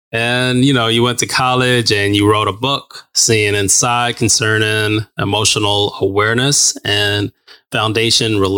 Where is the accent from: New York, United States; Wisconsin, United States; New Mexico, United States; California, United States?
New Mexico, United States; So I grew up in New Mexico and then just got on a plane went to Alabama